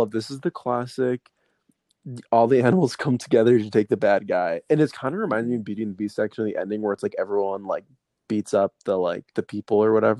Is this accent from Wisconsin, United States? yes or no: yes; Wisconsin, United States